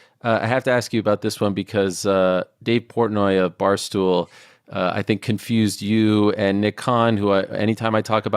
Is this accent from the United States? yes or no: no; Canada; I'm Canadian also, because AOL wasn't as big of a deal over there.